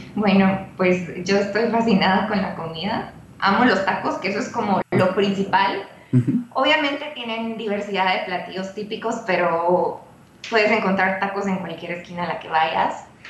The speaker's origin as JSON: {"language": "Spanish", "country": "Guatemala", "moved": "as an adult", "lives_now": "Mexico City, Mexico", "said": "yo soy guatemalteca, yo tampoco conocía México, lo conocí en el 2012"}